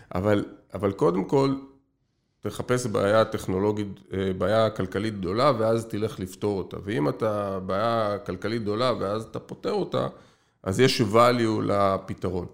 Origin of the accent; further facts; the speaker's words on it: Israel; אנחנו ישראלים